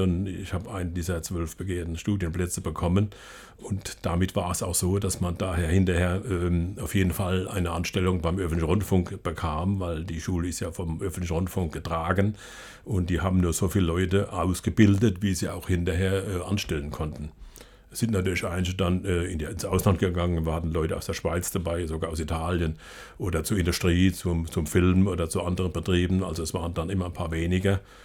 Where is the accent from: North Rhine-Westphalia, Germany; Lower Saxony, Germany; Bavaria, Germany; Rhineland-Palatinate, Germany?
Rhineland-Palatinate, Germany; Ludwigshafen / Palatinate region; in meiner Heimatregion hier.